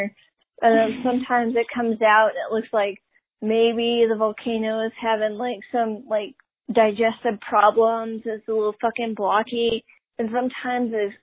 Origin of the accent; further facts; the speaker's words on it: South Carolina, United States; I'm also from the South